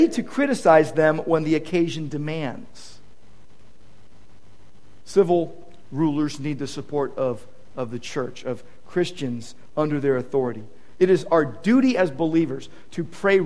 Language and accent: English; United States; I love my country. I'm an American